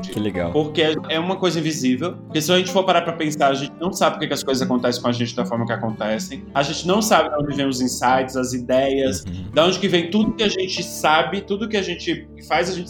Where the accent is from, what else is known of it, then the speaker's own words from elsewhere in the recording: Itaberaba, Bahia, Brazil; born there; eu, eu nasci no interior da Bahia, eu nasci num hospital de uma cidade chamada Itaberaba.